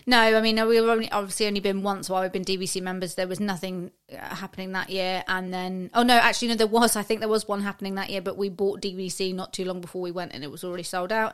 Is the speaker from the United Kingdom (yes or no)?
yes; United Kingdom; as a Brit